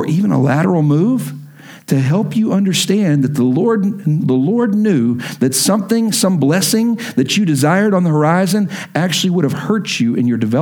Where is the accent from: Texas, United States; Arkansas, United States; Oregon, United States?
Texas, United States; Lubbock; moved away as an adult; the churches I grew up in Lubbock